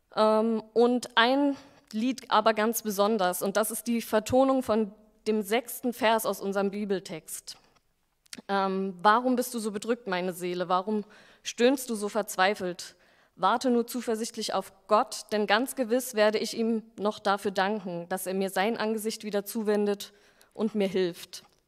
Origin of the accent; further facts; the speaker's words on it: Berlin, Germany; also born or lived in Stuttgart; ich bin Berlinerin, habe aber vier Jahre lang in Stuttgart gearbeitet